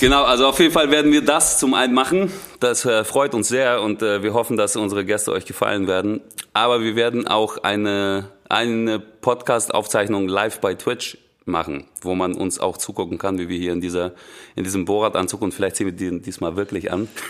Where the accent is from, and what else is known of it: Russia; now in Germany